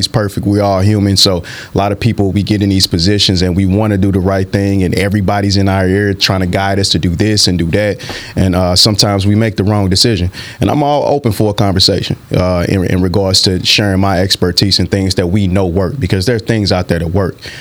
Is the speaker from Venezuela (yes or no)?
no; St. Louis, Missouri, United States; growing up in St. Louis in the inner city, especially being a young black male